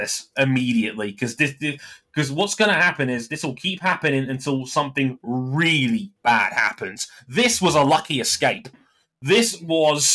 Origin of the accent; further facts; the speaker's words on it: United Kingdom; as a Brit